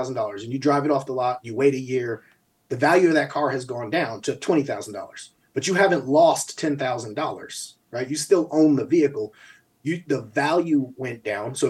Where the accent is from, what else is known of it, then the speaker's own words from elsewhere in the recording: Albany, United States; moved away; also born or lived in New Mexico; growing up in Albany, we got a lot of family members